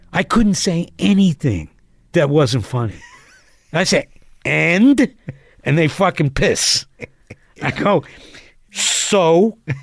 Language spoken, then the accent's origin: English; Asbury Park, New Jersey, United States; moved away; I'm from Asbury.